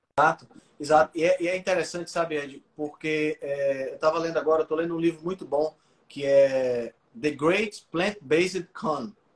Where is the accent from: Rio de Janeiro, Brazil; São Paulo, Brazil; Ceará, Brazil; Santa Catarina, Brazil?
Ceará, Brazil; eu sou cearense